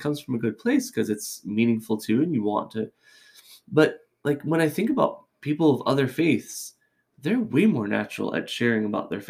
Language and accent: English; California, United States; This is all Catholic references, but I came from California. All of my friends are Catholic.